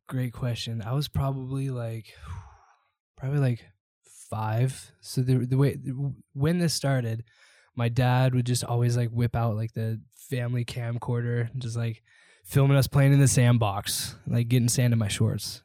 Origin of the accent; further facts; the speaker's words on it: Seattle, Washington, United States; moved away; also born or lived in Idaho / Southwest Florida; Born and raised in Seattle, huge Seahawks fan